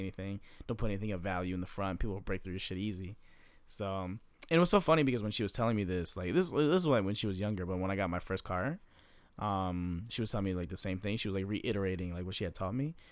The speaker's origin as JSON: {"language": "English", "region": "Maryland", "country": "United States", "moved": "yes", "said": "I'm from Maryland"}